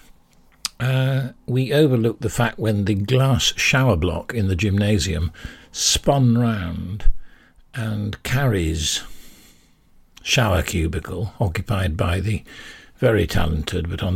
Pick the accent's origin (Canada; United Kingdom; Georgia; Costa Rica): United Kingdom; Yorkshire and the Humber; I'm a Yorkshireman